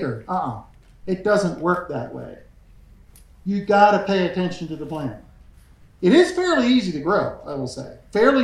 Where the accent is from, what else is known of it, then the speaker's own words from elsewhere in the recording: Pennsylvania, United States; I'm from Pennsylvania